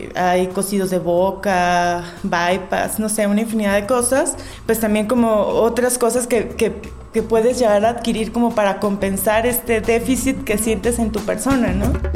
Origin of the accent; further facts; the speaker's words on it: Mexico; soy de México.